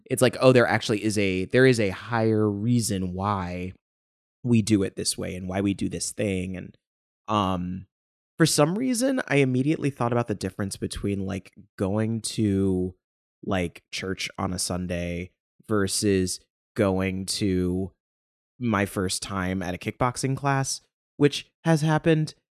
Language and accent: English; Ohio, United States; I grew up in Ohio